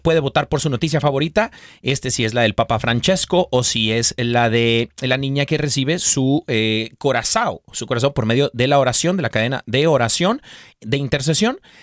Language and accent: Spanish; Mexico; yo como mexicano